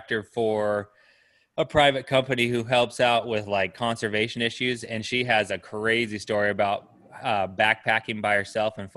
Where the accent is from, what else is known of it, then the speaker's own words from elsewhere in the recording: Pinedale, Wyoming, United States; when I was growing up in Pinedale